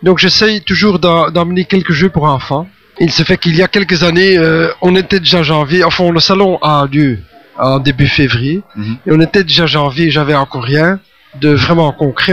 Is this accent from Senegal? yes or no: no; Belgium; Je suis belge, euh, mais j'ai donc euh, une. Enfin, je suis une mixte francophone et mixte